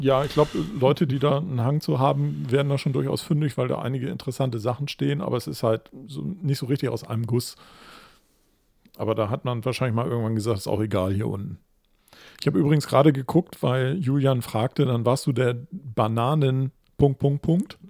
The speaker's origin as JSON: {"language": "German", "region": "Hamburg", "country": "Germany", "said": "ich würde als Hamburger"}